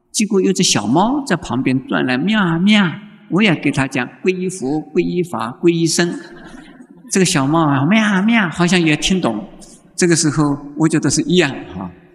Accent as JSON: {"language": "Chinese", "country": "Taiwan", "said": "现在我们台湾人呢，就是迷信的"}